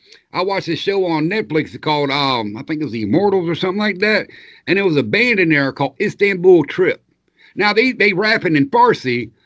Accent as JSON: {"language": "English", "region": "the South", "country": "United States", "tie": "born or raised there", "said": "Yeah, I grew up in the South. We always had Crystal"}